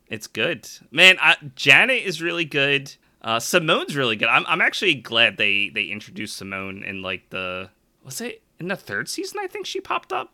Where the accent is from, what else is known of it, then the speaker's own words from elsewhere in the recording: Philadelphia, Pennsylvania, United States; I'm a Philadelphian